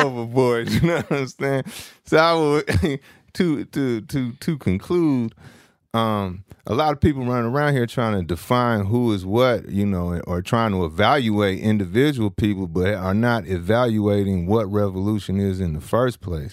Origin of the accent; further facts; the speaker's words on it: San Francisco, California, United States; I'm from San Francisco, California.